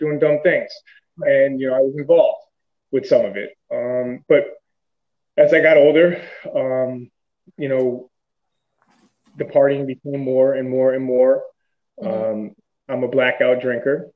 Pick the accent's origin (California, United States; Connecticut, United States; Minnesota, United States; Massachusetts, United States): Connecticut, United States; also born or lived in Stamford, Connecticut / Trumbull, Connecticut; I grew up here in Connecticut, partly in Stamford. Then we moved to Trumbull on the Bridgeport-Trumbull line.